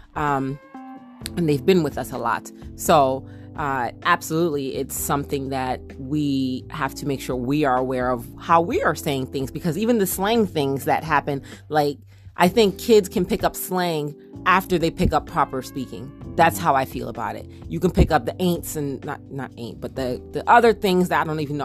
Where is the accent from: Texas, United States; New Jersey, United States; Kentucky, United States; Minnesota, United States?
New Jersey, United States; accent: Jersey twang; a Jersey little twang